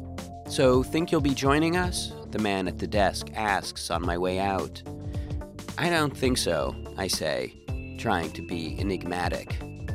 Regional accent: Canada

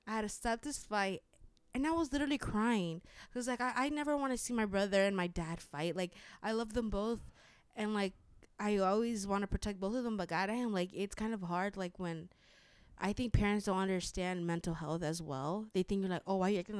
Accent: Chicago, Illinois, United States; I always say I'm from the South Side

